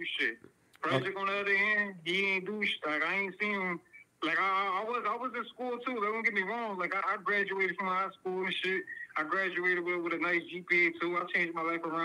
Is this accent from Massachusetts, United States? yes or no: no; Philadelphia, Pennsylvania, United States; I'm from Philly